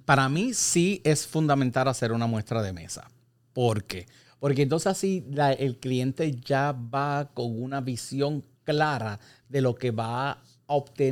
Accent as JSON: {"language": "Spanish", "country": "Puerto Rico", "said": "nosotros como puertorriqueños"}